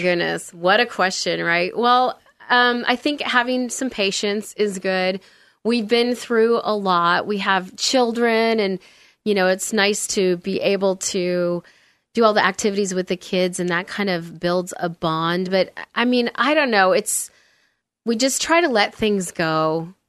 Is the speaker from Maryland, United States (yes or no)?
no; Olympia, Washington, United States; moved away; I grew up in Olympia, Washington. So not far from here.